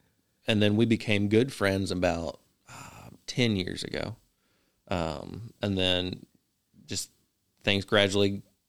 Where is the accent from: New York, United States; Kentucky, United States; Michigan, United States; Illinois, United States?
Kentucky, United States; Richmond; also born or lived in Florence / Georgetown; I was born in Richmond, Kentucky.